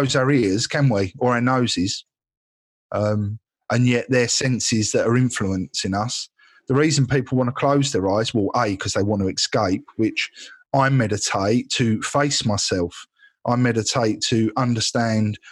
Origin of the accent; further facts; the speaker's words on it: Essex, East of England, United Kingdom; I am from Essex